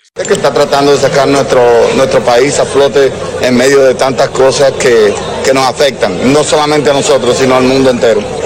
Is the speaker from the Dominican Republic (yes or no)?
yes; Dominican Republic